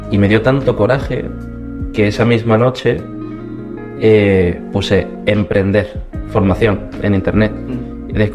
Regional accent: Córdoba, Andalusia, Spain; yo soy de Córdoba, que en acento no me, delate.

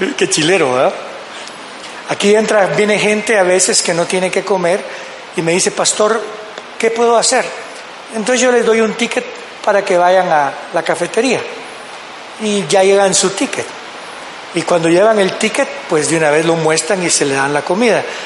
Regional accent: Guatemala; como decimos en Guatemala

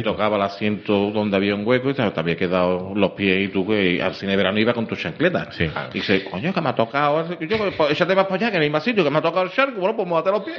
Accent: Seville, Andalusia, Spain; Yo soy de Juan 23

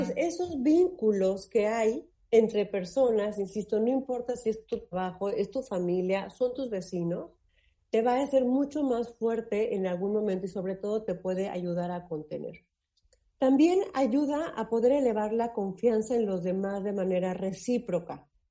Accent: Mexico; estamos los mexicanos

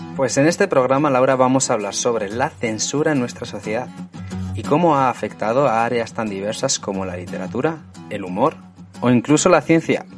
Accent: Spain; now in England, United Kingdom

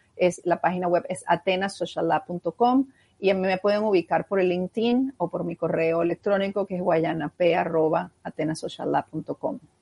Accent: Venezuela; como venezolanos

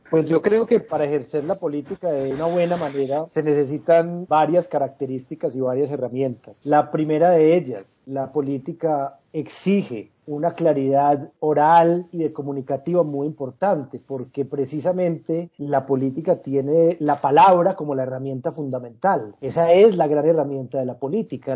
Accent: Medellín, Antioquia, Colombia; viví mi niñez y mi adolescencia en la Medellín de los años 80 y 90

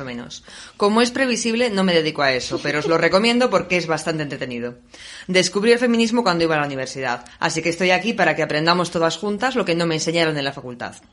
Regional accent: Bogotá, Colombia; moved away as an adult; now in Salamanca, Spain; nací en Bogotá hace ya muchos años, pero vivo en Salamanca hace 10

